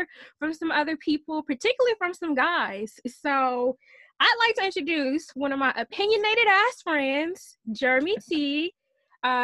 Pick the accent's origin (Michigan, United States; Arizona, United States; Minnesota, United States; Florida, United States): Michigan, United States; I'm from Michigan